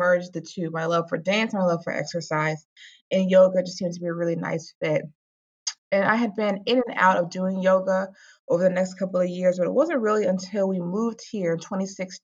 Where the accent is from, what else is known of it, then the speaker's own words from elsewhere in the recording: Virginia Beach, Virginia, United States; moved away as an adult; now in Rockland County, United States; I'm originally from Virginia Beach. I've lived in Rockland County, moved here with my husband in 2016